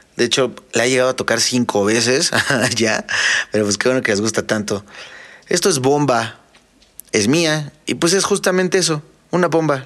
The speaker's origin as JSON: {"language": "Spanish", "country": "Mexico", "said": "somos mexicanos"}